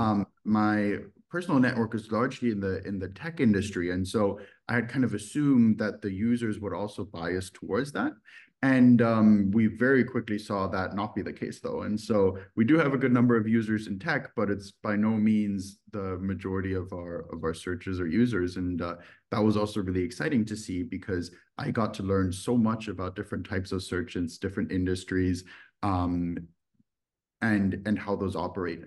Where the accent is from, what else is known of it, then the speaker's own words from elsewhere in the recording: Düsseldorf, North Rhine-Westphalia, Germany; moved away; also born or lived in United States; I'm originally from Germany. I grew up in a city called Düsseldorf